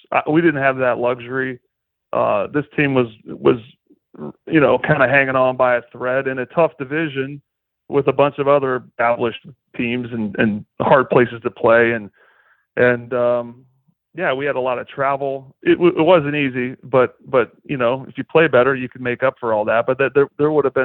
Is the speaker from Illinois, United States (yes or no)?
no; Goshen, Indiana, United States; moved away; I'm from Goshen, Indiana